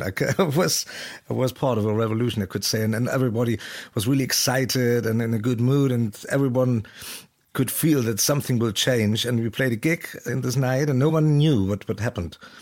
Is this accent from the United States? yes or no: no; East Germany, Germany; I'm from East Germany. I must come from East Germany